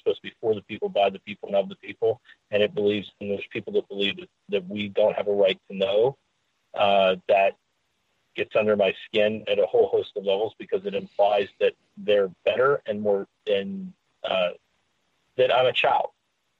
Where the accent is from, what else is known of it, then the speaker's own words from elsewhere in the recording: Washington County, Pennsylvania, United States; moved away as an adult; now in West Point, United States; I am originally from Washington County, Pennsylvania